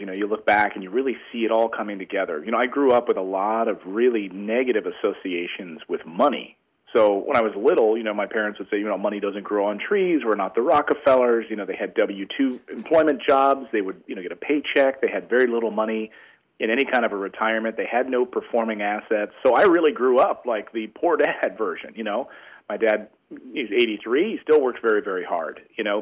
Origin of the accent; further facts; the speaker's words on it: Philadelphia, Pennsylvania, United States; moved away; my hometown of Philadelphia